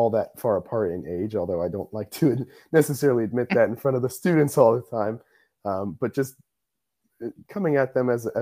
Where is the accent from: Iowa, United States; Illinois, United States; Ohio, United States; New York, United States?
Ohio, United States; Columbus; moved away as an adult; now in Indiana, United States; I am from Columbus, Ohio